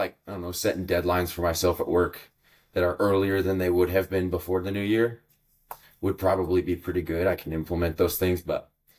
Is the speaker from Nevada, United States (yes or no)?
yes; Reno, Nevada, United States; shortly before my family had me, they moved into Reno, and that's kind of where I was born and raised. But it's kind of nice, like, moving to a bigger city, not a big city by any means, but kind of with that background of blue collar, small town.